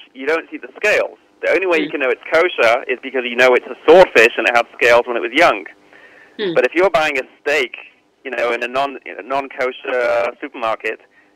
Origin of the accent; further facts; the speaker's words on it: United Kingdom; accent: British; I'm British